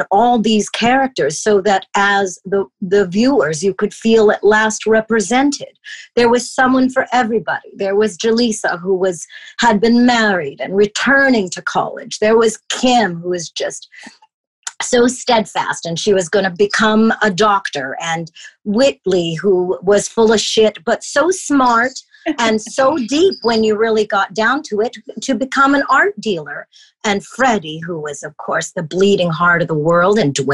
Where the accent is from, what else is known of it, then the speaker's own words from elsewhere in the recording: Toronto, Ontario, Canada; I came from Toronto, Canada. I'm a high school dropout.